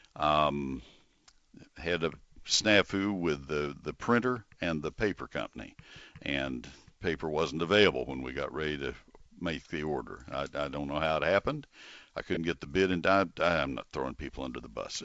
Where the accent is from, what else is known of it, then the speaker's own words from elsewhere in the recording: Bryan, Texas, United States; I grew up in Bryan